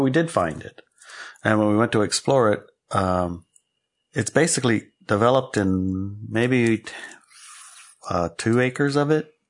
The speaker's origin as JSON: {"language": "English", "region": "Alaska", "country": "United States", "tie": "born or raised there", "said": "I grew up in Alaska"}